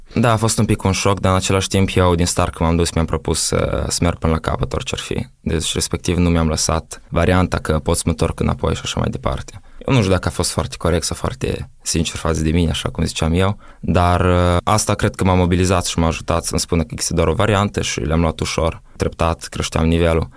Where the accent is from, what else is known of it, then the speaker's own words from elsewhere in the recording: Moldova; moved away as an adult; also born or lived in Italy; eu sunt din Moldova